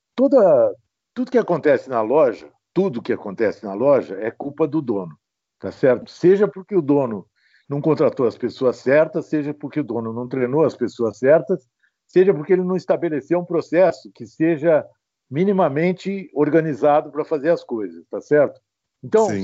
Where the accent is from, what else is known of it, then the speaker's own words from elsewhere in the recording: Ribeirão Preto, São Paulo, Brazil; also born or lived in São José dos Campos; eu nasci em Ribeirão Preto